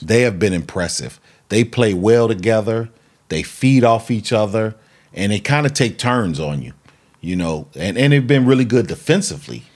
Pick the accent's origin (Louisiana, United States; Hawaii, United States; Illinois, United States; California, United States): Illinois, United States; Chicago; we're from Chicago